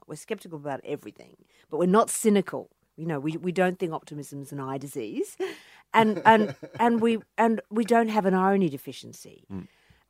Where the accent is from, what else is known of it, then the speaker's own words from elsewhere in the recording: Cronulla, New South Wales, Australia; Well, I grew up in the Shire, which we call the Insular Peninsula, in Sydney, you know, at Cronulla.